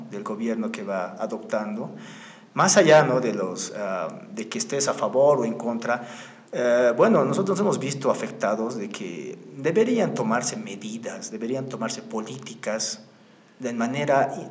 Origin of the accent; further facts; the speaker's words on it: Bolivia; al estar nosotros como bolivianos